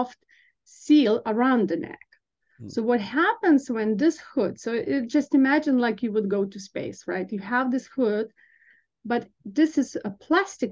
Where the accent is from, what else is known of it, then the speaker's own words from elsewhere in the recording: Lithuania; moved away as an adult; also born or lived in Vilnius, Lithuania / Chicago, United States; now in United States; I'm originally from Lithuania, so I got my bachelor's degree in nursing back in Vilnius, and I did work as a registered nurse in an ICU in Lithuania.